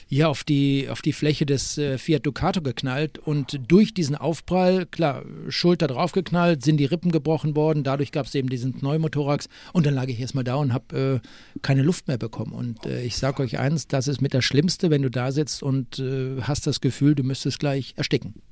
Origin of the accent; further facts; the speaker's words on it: Bochum, North Rhine-Westphalia, Germany; moved away; also born or lived in Freiburg; ich bin in Wattenscheid geboren und nicht in Bochum